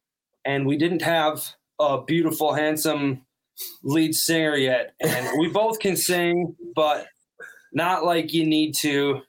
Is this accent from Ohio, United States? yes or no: no; North Dakota, United States; moved away; Him and I are from North Dakota. He doesn't count because he doesn't really have an accent. But when I'm home, my accent really starts flying.